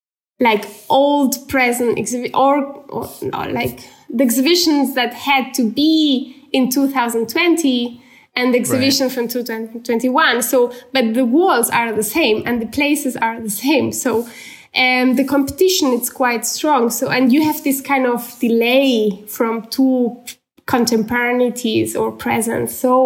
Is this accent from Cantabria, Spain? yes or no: no; Barcelona, Catalonia, Spain; English is a second language; when it's winter, I'm still from Barcelona.